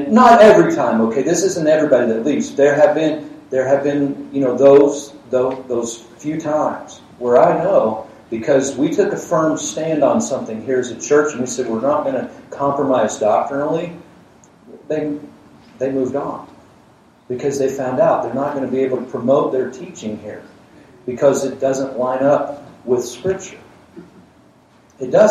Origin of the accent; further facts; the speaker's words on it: Georgia, United States; I grew up in Georgia